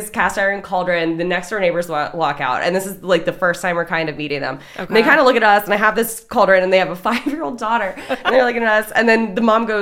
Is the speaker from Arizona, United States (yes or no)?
no; Maryland, United States; moved away as an adult; also born or lived in Philadelphia, Pennsylvania; now in Conshohocken, United States; originally, we grew up in Maryland